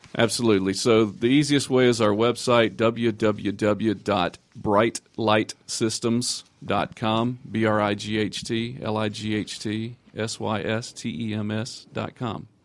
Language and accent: English; Georgia, United States; I'm actually from Georgia